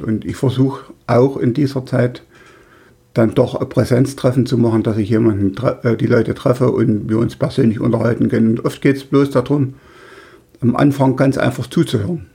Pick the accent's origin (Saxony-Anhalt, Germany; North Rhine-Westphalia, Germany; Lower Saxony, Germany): Saxony-Anhalt, Germany; Weißenfels; in meinem Heimatort in Weißenfels